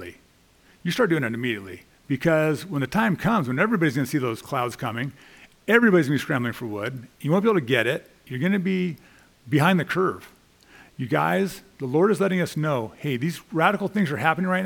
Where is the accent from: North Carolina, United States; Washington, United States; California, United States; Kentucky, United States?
California, United States; Los Angeles; as a kid growing up in the Valley